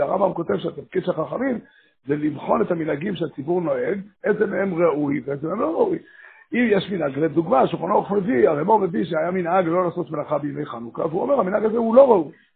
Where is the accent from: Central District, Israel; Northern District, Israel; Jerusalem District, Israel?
Northern District, Israel; Safed; בעיר הולדתי, עיר ילדותי, כמו צפת